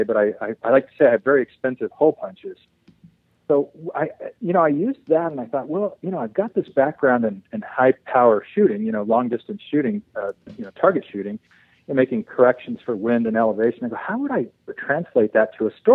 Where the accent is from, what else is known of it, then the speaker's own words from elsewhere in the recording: San Diego, California, United States; moved away as an adult; also born or lived in Oklahoma; I grew up in San Diego and in La Jolla, and I graduated La Jolla High School